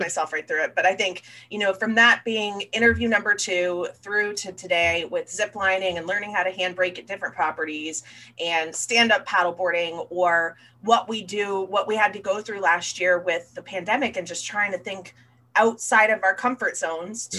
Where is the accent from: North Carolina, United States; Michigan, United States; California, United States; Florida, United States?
Florida, United States; I was born and raised down here in Florida